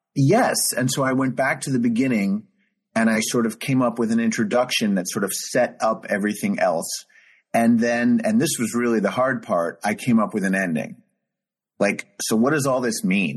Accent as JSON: {"language": "English", "region": "New York", "country": "United States", "said": "just being a New Yorker"}